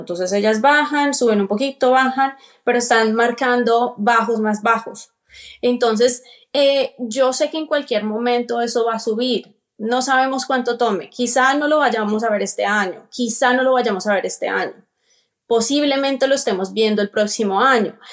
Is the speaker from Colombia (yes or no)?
yes; Colombia; moved away as an adult; now in Atlanta, United States; soy colombiana, vivo aquí en Estados Unidos, precisamente en el estado de Georgia, Atlanta. Llevo viviendo aquí 12 años.